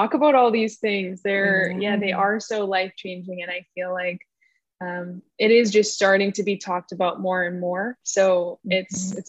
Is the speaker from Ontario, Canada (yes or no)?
no; Winnipeg, Manitoba, Canada; I grew up in Winnipeg, Canada.